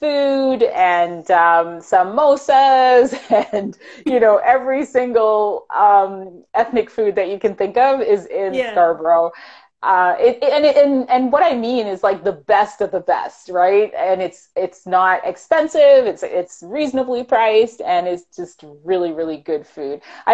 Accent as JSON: {"language": "English", "country": "Jamaica", "said": "I'm from Jamaica, so of course I know where all of the Jamaican food is."}